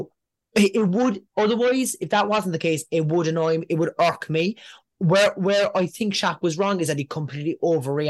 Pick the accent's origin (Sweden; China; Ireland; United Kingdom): Ireland; Cork, Munster; we're from Cork